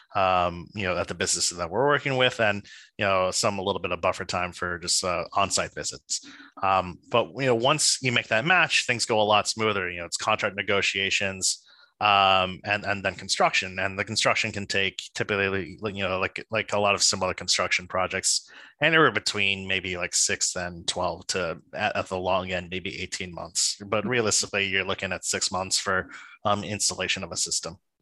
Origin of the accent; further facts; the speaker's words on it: New Jersey, United States; I'm a boy from New Jersey